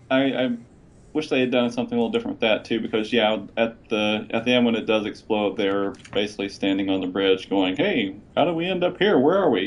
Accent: Indiana, United States; it's in Indiana, my home state.

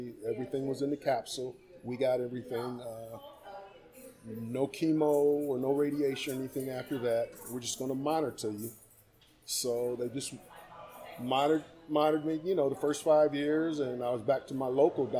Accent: Massillon, Ohio, United States; I'm from Maslin, Ohio

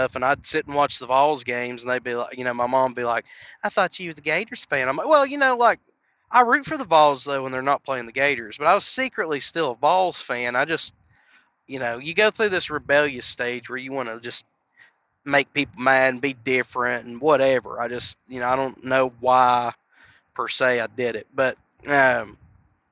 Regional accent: Knoxville, Tennessee, United States; I was born and raised in Knoxville, Tennessee

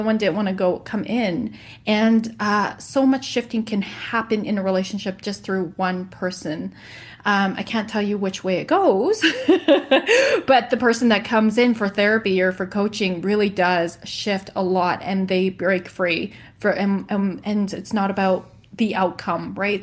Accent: Edmonton, Alberta, Canada; moved away as an adult; now in Kelowna, Canada; uproot from my hometown of Edmonton, leave my friends and my family

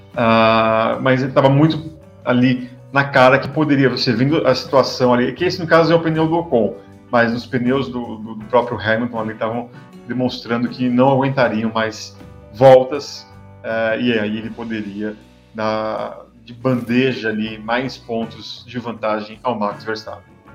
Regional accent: São Paulo, Brazil; Eu sou de São Paulo, então eu falo bolacha

